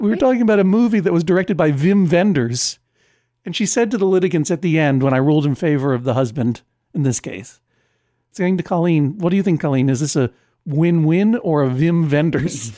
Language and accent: English; East Coast, United States; I'm from the East Coast